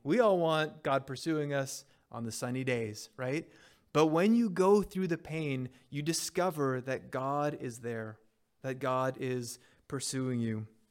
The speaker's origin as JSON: {"language": "English", "town": "Montreal", "region": "Quebec", "country": "Canada", "tie": "born or raised there", "moved": "yes", "said": "my high school years, I grew up in Montreal."}